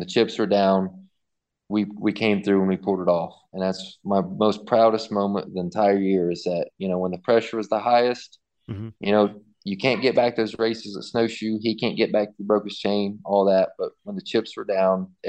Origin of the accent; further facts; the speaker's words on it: Athens, Ohio, United States; my my hometown race in Athens, Ohio